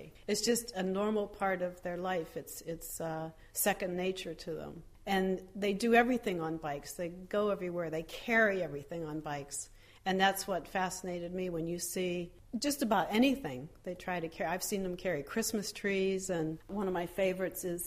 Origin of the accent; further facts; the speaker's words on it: United States; moved away as an adult; also born or lived in Drenthe, Netherlands / Paris, France; now in Netherlands; I'm American, and I came to the Netherlands in 1993 with my family